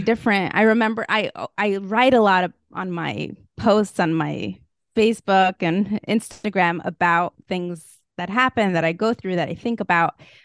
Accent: Moscow, Russia; moved away; I grew up in Moscow, Russia.

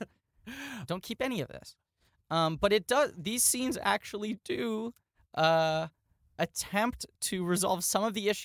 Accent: New York City, New York, United States; growing up in New York City

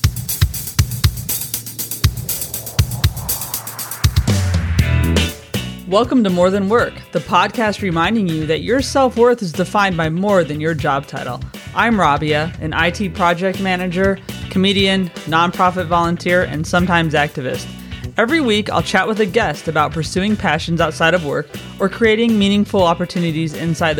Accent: United States; moved away as an adult; now in London, United Kingdom; we're both expats. We're both American

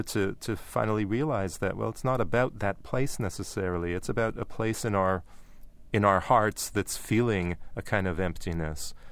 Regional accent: Canada; growing up in Canada

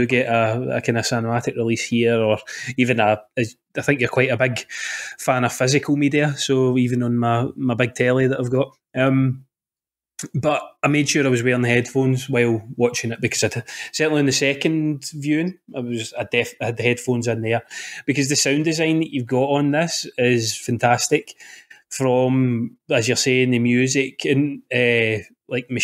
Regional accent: Scotland, United Kingdom; I'm from Scotland

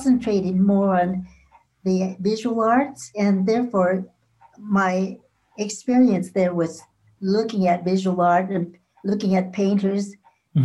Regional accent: Vancouver, British Columbia, Canada; I grew up in Chinatown. I wasn't born here. When I was about maybe three or four, I was sort of let loose in Chinatown

